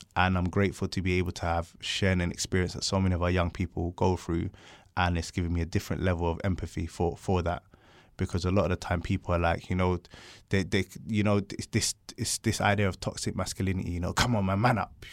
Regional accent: London, United Kingdom; I grew up in South London.

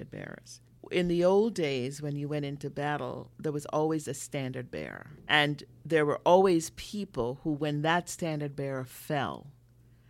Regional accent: Jamaica; moved away; I'm from Jamaica. I was born in Jamaica

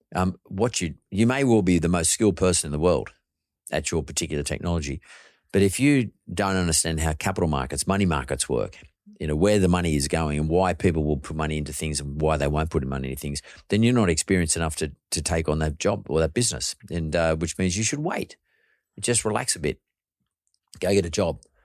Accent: Sydney, New South Wales, Australia; I grew up happy in Punch Bowl, uh, where I grew up

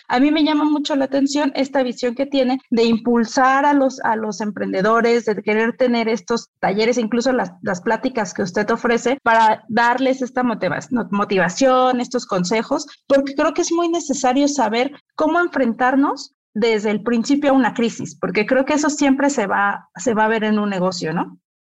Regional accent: Mexico; como mexicanos

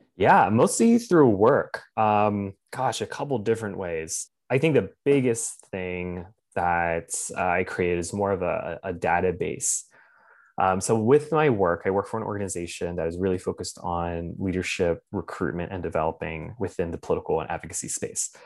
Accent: Lancaster, Pennsylvania, United States; moved away as an adult; also born or lived in Washington, District of Columbia, United States / New York / Michigan / San Francisco; I was born and raised in Lancaster County

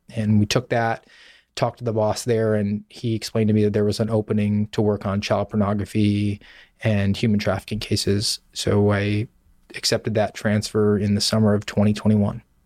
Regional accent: Savannah, Georgia, United States; moved away as an adult; also born or lived in Sioux City, Iowa; I'm from Savannah, Georgia, and I was a police officer there for a number of years

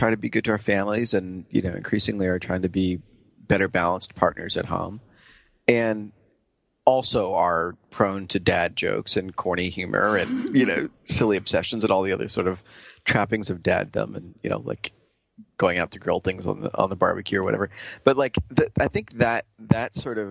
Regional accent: New York, United States; also born or lived in San Francisco; I'm a New Yorker

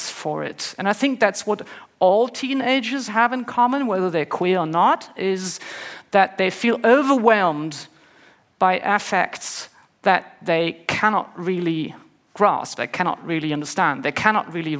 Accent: Northern Germany, Germany; I grew up in Germany, in the north of Germany, in the 70s and 80s

